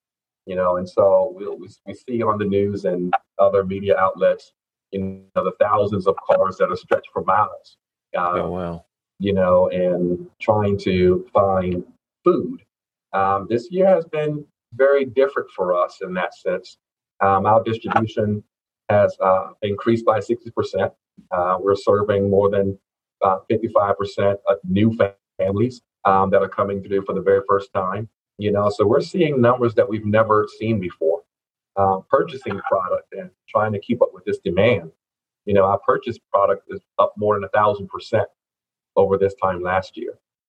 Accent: Lowcountry, outside Charleston, South Carolina, United States; moved away as an adult; also born or lived in Fayetteville, North Carolina / Elizabeth City, North Carolina; now in North Carolina, United States; Yes, I am originally from the Low Country. Okay. South Carolina, outside of Charleston there. That's my home.

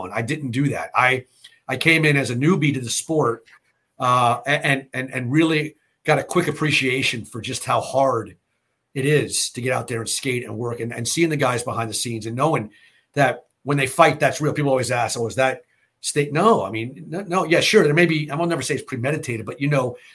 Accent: United States; growing up in America

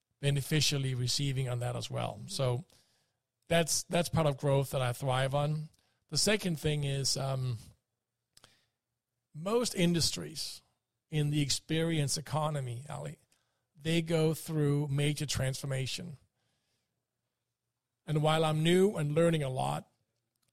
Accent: Denmark; moved away; since I grew up in Denmark and am a Viking

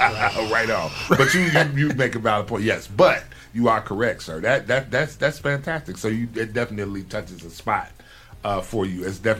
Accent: Chicago, Illinois, United States; I'm a Midwesterner. I'm from Chicago.

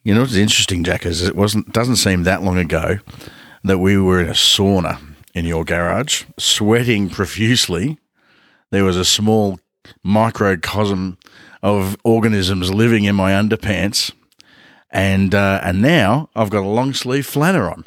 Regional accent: Ballarat, Victoria, Australia; we grew up in Ballarat

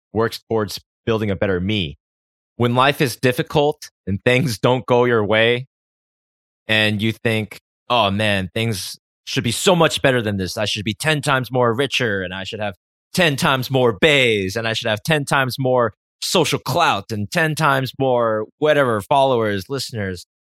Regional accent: United States; I grew up in America

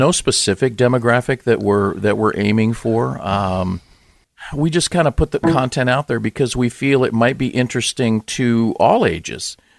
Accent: Los Angeles, California, United States; I grew up in Southern California, in, uh, Los Angeles, in the San Fernando Valley

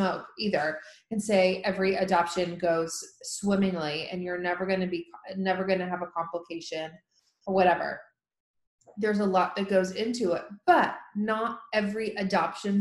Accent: Tennessee, United States; here in my home state of Tennessee

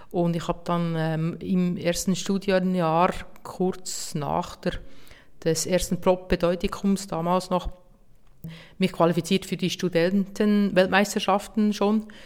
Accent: Hergiswil, Nidwalden, Switzerland; mein Triathlon-Club in Hergiswil, wo ich herkomme, motiviert

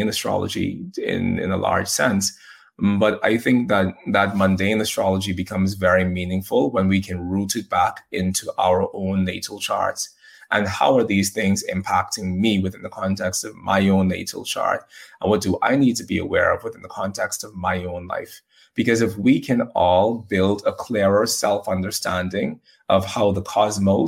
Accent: Bahamas; I'm from the Bahamas, and in the Bahamas, we have hurricanes

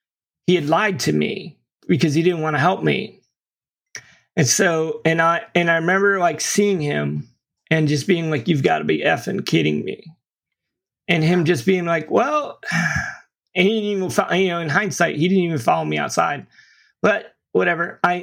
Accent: St. Petersburg, Florida, United States; now in Tampa, United States; And I'm not from Tampa. I live here now, but at the time I'd never been here. I was from St. Pete, which is on the other side of the bridge.

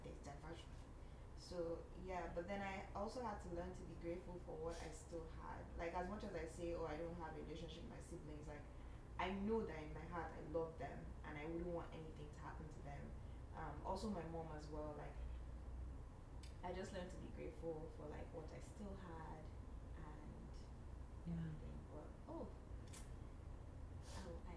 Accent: Nigeria; now in Canada; being a Nigerian in Canada

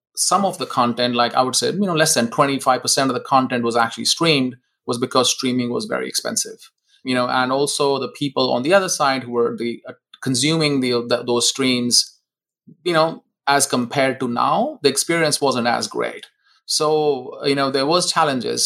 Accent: India; moved away as an adult; now in Seattle, United States; I was born in India.

